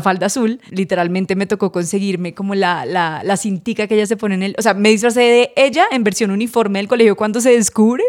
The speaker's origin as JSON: {"language": "Spanish", "town": "Cartagena", "region": "Bolívar", "country": "Colombia", "tie": "born or raised there", "moved": "yes", "said": "yo la mayoría de mi infancia la viví en Cartagena"}